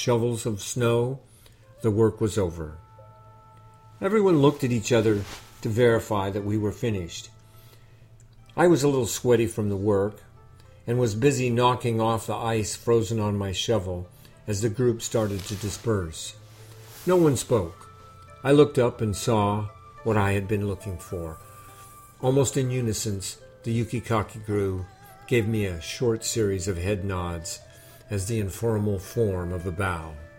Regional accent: California, United States; moved away as an adult; also born or lived in Japan; I grew up in California, not in the snowy mountains of Japan

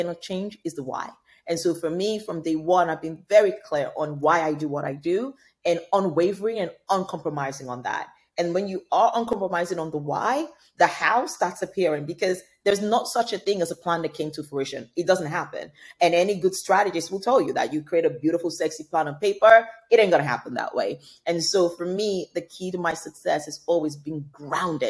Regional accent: Nigeria; Nigeria, my home country

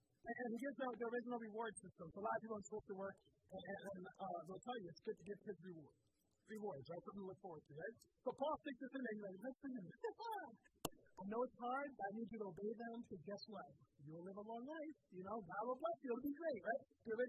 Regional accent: Southwest Florida, United States; I grew up in Southwest Florida

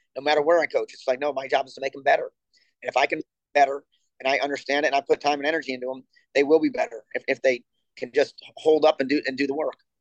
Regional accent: Buffalo, New York, United States; also born or lived in Ohio / Rio de Janeiro; now in Norman, United States; I'm originally from Buffalo, New York

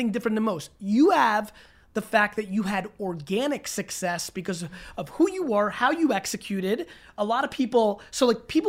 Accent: Fort Worth, Texas, United States; Uh, Fort Worth.

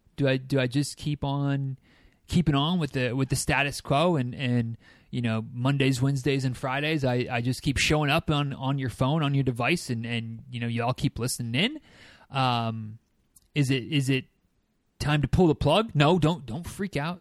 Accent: Michigan, United States; now in Florida, United States; I am a native Michigander

